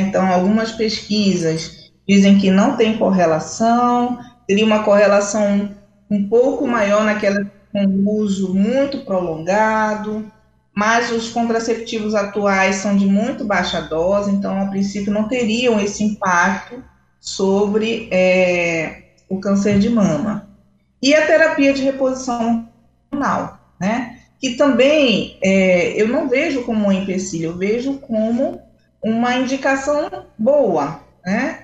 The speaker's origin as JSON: {"language": "Portuguese", "town": "Belém", "region": "Pará", "country": "Brazil", "tie": "born or raised there", "also_born_or_lived": "Rio de Janeiro", "said": "e agora eu retornei novamente a Belém, minha cidade natal"}